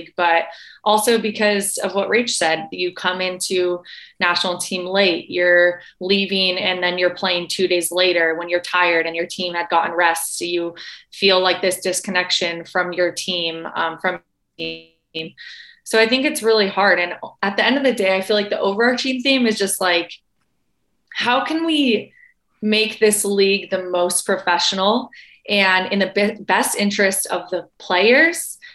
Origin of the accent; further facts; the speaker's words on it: California, United States; now in Florida, United States; Growing up in California